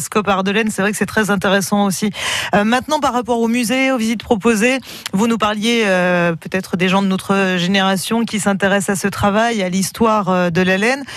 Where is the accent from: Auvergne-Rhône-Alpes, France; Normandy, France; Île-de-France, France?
Auvergne-Rhône-Alpes, France; Ardèche; chez nous en Ardèche